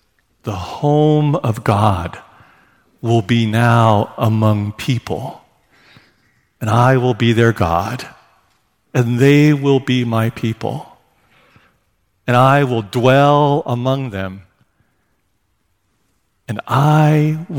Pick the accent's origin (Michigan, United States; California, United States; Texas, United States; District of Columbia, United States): California, United States; born there; now in Seattle, United States; I was born in California.